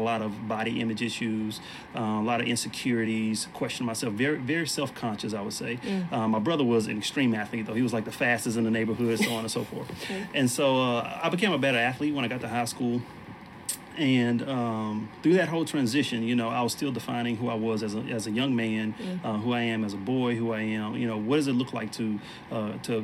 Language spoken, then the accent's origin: English; Beaumont, Texas, United States; I grew up in Beaumont, Texas, which is a town close to Houston.